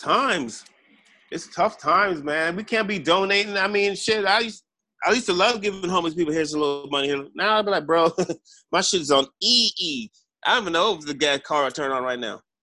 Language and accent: English; Jamaica; I'm Jamaican. We we're we're a third world country